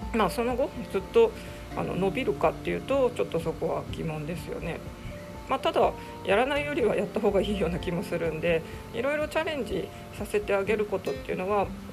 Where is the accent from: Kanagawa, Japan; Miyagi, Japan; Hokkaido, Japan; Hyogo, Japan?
Hokkaido, Japan; 高校受験する時私北海道ですけど北海道ってまあ基本公立高校がメイン